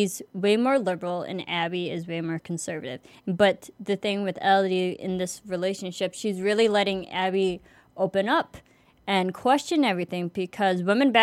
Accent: United States; I am American

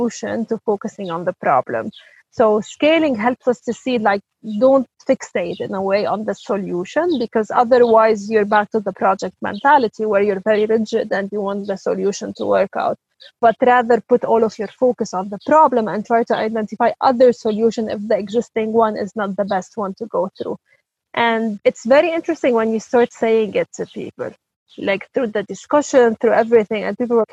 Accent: Lebanon; I'm originally from Lebanon

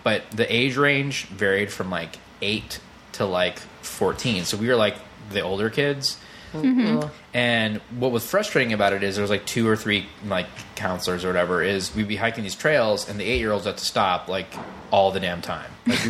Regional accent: Davis, California, United States; I grew up in Davis, which is up north near San Francisco-ish.

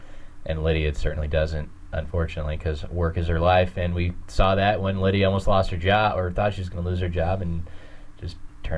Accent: the South, United States; I'm from the South.

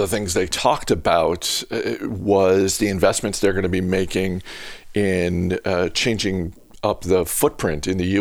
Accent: Maine, United States; moved away; my hometown in Maine

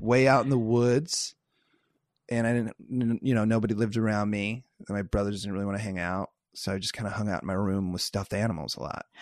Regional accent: Iowa, United States; moved away as an adult; now in Los Angeles, United States; I'm from Iowa

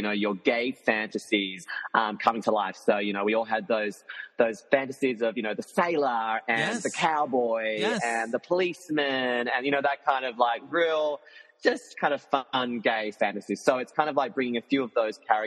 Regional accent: Tasmania, Australia; moved away; I'm also from Tasmania. So I'm from the small little island under Australia.

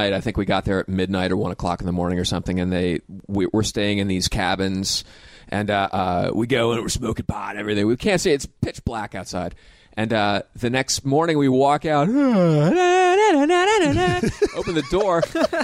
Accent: Pennsylvania, United States; moved away as an adult; also born or lived in Baltimore / San Francisco; I grew up in Pennsylvania, but I started comedy in Baltimore in 1985

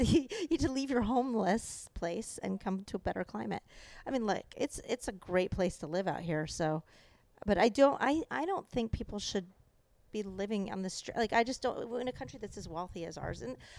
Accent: Canada; now in Los Angeles, United States; growing up in Canada

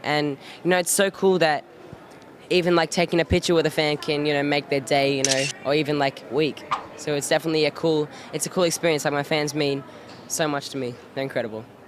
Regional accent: Australia; moved away; am from Australia. You can tell by my accent

